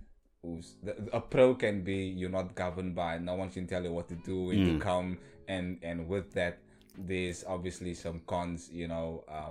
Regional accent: Cape Town, Western Cape, South Africa; I was born and raised in Hanover Park. And you know, the lights is dim where we come from. It's survival of the fittest.

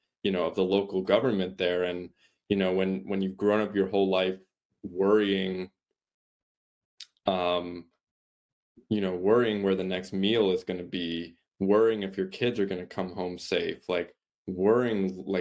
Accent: United States; I was born in the States

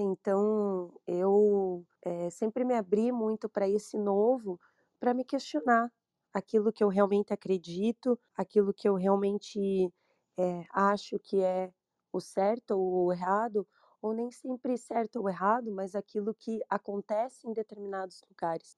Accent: Brazil; Sou brasileira

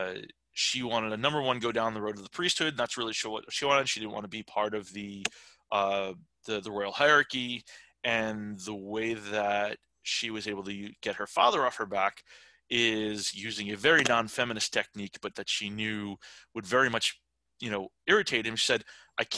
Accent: New York, United States; I'm from New York.

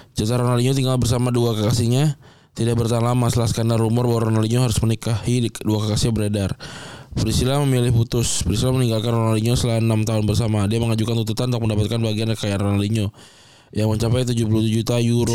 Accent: Jakarta, Indonesia; lahir dan besar di Jakarta

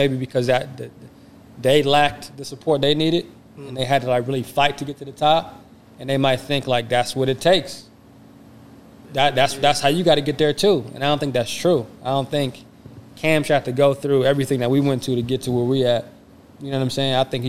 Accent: Flint, Detroit, Kalamazoo, Michigan, United States; So I was born in Flint, you know, which is something that we share in common. And I was raised in Detroit on Joy Road in Granville and also Kalamazoo.

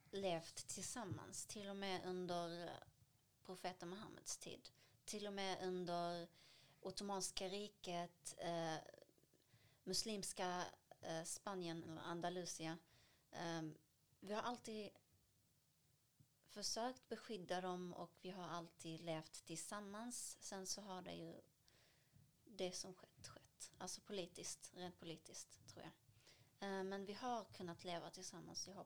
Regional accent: Palestine; Vi, vi kommer från Palestina men vi har blandade rötter.

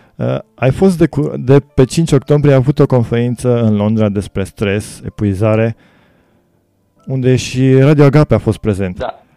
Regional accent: Romania; moved away as an adult; now in England, United Kingdom; ca român aici în Anglia și trăiesc de ceva ani aici

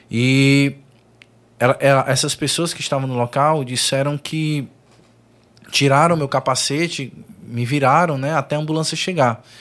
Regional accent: Maracanaú, Ceará, Brazil; Sou de Maracanaú, foi no conjunto Timbó.

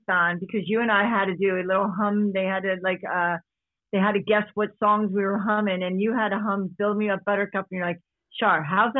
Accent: Delaware County, Pennsylvania, United States; He's from where I grew up in Delaware County, you know, finally known as Delco

